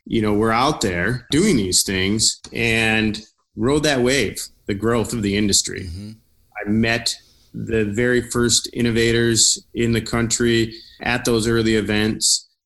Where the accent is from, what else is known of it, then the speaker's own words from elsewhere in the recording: Traverse City, Michigan, United States; moved away as an adult; also born or lived in Chicago; I was born and raised here in Traverse City, and I recently came back